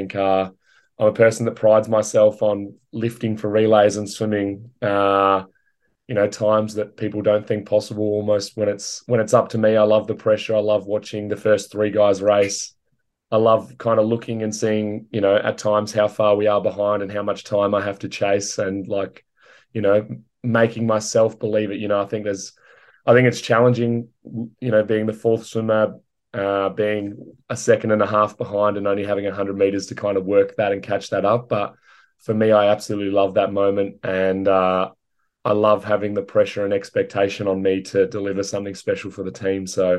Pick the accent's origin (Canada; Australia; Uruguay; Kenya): Australia; I'm the last Australian swimmer